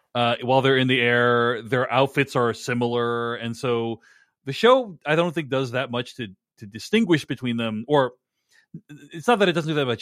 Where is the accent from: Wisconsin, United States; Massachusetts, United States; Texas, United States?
Massachusetts, United States; Boston; I grew up in and around Boston.